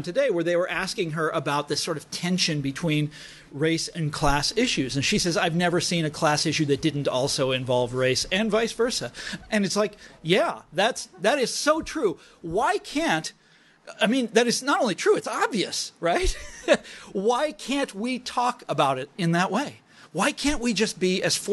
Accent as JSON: {"language": "English", "region": "Kansas", "country": "United States", "tie": "born or raised there", "said": "I'm from Kansas"}